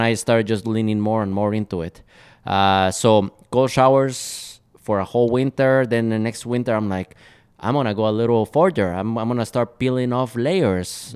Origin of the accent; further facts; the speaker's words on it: Guatemala; moved away as an adult; now in Minneapolis, United States; I'm originally from Guatemala, so I grew up in a tropical country.